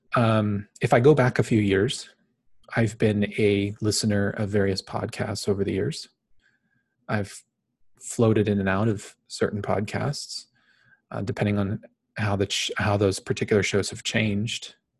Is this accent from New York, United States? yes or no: no; Phoenix, Arizona, United States; I was born and raised in Phoenix, Arizona. I currently live here in the valley in Phoenix